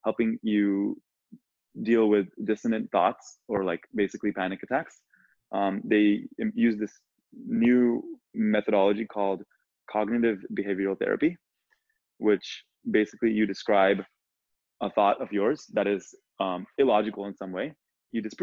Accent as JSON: {"language": "English", "country": "India", "tie": "born or raised there", "moved": "yes", "said": "I was born in India"}